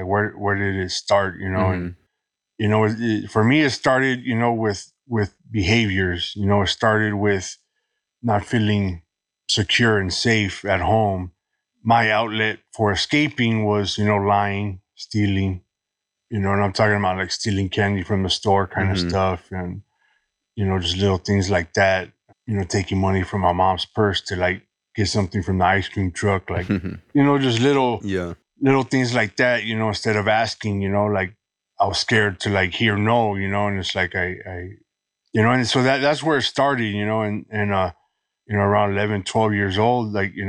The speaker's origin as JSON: {"language": "English", "town": "Los Angeles", "region": "California", "country": "United States", "tie": "born or raised there", "said": "Born and raised in Los Angeles. Been here my whole life."}